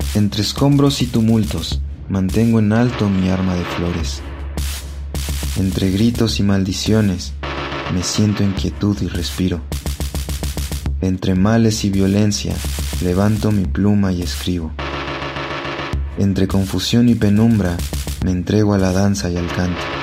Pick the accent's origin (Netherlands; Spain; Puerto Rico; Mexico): Mexico; Mexico City; tengo 25 años y soy originario de la Ciudad de México